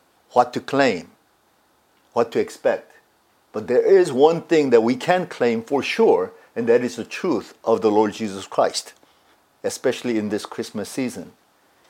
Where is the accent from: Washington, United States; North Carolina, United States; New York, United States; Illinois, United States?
North Carolina, United States; now in California, United States; I grew up in the East Coast, in one of the southern states, a state called North Carolina